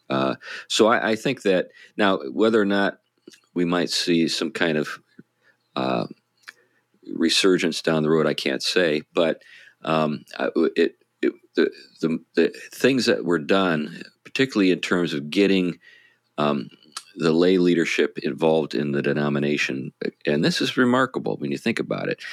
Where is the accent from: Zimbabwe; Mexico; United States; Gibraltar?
United States; New England; we're from New England